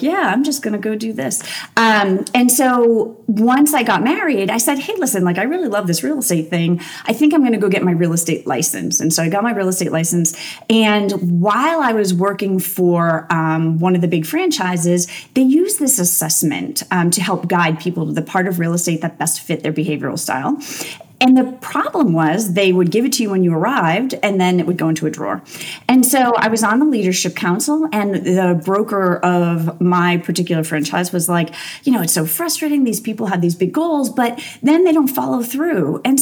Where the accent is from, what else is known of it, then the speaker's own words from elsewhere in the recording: Massachusetts, United States; I grew up in Massachusetts. I'm a New Englander